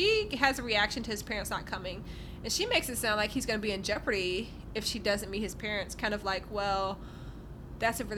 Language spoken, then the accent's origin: English; Virginia, United States; moved away; I'm from Virginia